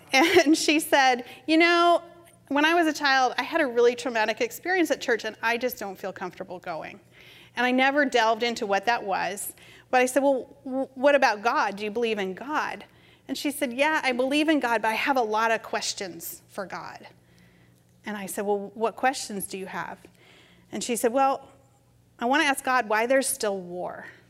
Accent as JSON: {"language": "English", "region": "New England", "country": "United States", "tie": "born or raised there", "also_born_or_lived": "Massachusetts / California", "moved": "as an adult", "said": "growing up in New England"}